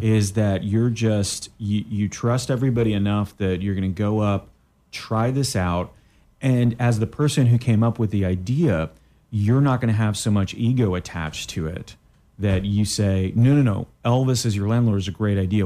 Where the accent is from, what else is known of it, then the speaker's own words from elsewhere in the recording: Canada; moved away; I'm from Canada as well